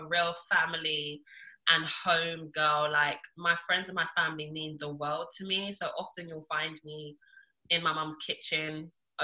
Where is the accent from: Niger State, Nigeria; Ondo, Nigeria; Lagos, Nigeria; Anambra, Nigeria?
Lagos, Nigeria; I was born in Lagos.